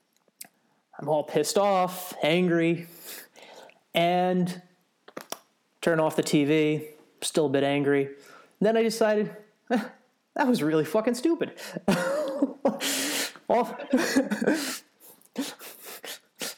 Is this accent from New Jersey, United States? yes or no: yes; New Jersey, United States; I grew up in New Jersey